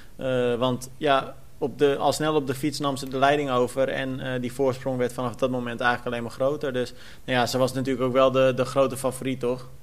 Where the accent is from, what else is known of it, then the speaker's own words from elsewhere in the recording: Almere, Flevoland, Netherlands; Ik kom uit Almere